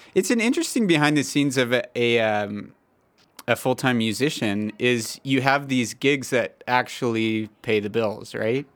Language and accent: English; Los Angeles, California, United States; I'm proud to be from the West Coast. I'm from Los Angeles, the sunny hills of Los Angeles, the beaches